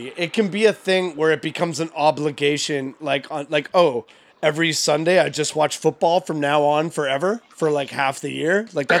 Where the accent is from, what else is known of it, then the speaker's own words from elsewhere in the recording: Canada; I was born in Canada. I was just born here.